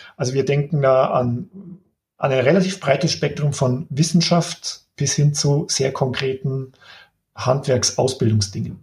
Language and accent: German; Upper Palatinate, Bavaria, Germany; moved away; ich bin ja gebürtiger Oberpfälzer, ich war lang weg, hatte nicht geplant zurückzukommen